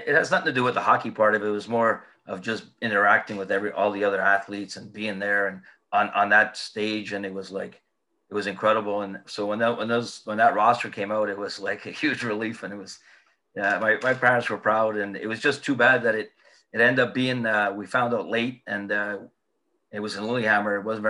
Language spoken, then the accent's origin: English; United Kingdom; well, what do you think I'm going to do? I'm from Britain.